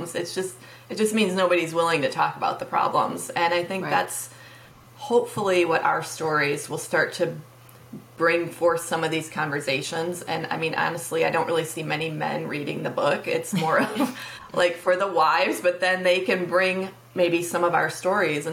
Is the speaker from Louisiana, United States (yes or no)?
no; Michigan, United States; moved away as an adult; also born or lived in Tennessee; last year we moved back to Michigan. My hometown